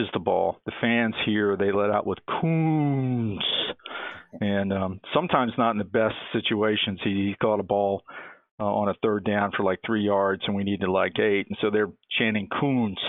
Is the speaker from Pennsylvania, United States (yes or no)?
no; Norfolk, Virginia, United States; also born or lived in Richmond, Virginia; I grew up in Norfolk, went to ODU